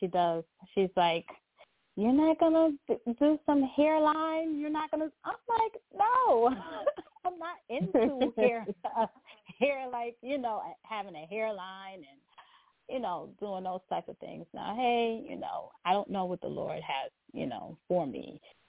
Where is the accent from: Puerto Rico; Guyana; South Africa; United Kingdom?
Guyana; You know, I'm from Guyana.